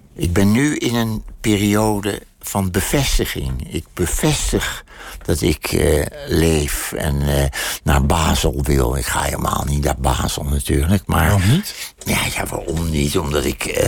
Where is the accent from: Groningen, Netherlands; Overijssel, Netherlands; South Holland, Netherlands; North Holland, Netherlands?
North Holland, Netherlands; Amsterdam; moved away; de buurt waar ik geboren ben